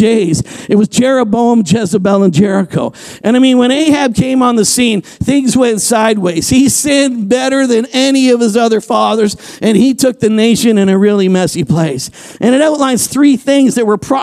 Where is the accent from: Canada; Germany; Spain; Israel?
Canada; I'm a Canadian